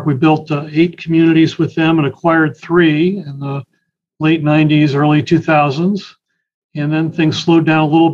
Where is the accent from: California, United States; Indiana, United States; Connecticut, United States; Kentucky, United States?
Connecticut, United States; also born or lived in Boston area; now in Boston, United States; I grew up in Connecticut